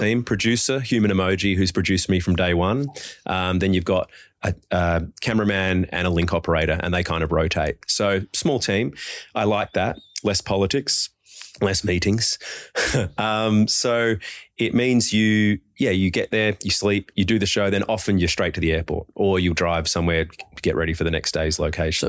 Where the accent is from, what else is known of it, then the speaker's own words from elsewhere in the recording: Adelaide, South Australia, Australia; also born or lived in Perth; now in Sydney, Australia; I'm born and bred in Adelaide